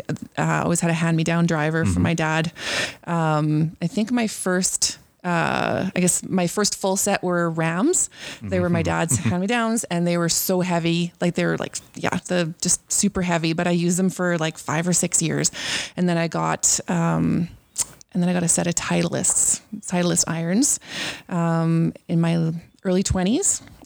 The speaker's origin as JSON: {"language": "English", "town": "Anola", "region": "Manitoba", "country": "Canada", "tie": "born or raised there", "said": "I grew up just outside of Enola, east of Oak Bank. About 10 miles east of Oak Bank. So we had a 5-acre lot, quite a bit of grass, some bush and a lot of sprinkled out trees. So lots of single trees."}